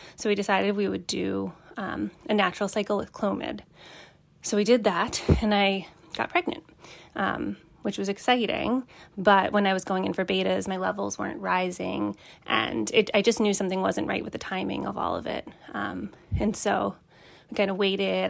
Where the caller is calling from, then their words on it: Boston, Massachusetts, United States; I'm calling from the Boston area